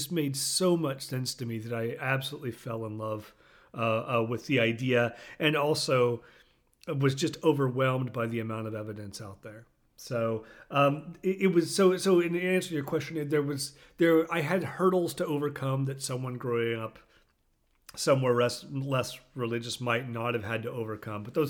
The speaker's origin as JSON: {"language": "English", "region": "Oklahoma", "country": "United States", "tie": "born or raised there", "said": "I did grow up in Oklahoma"}